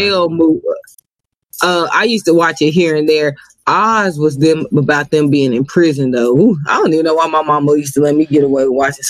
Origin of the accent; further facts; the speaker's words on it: Iowa, United States; moved away; also born or lived in Texas; And I grew up in Iowa, y'all, till I moved to Texas.